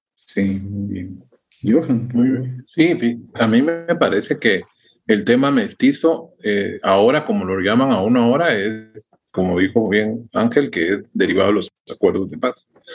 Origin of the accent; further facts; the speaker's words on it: Guatemala; yo me siento guatemalteco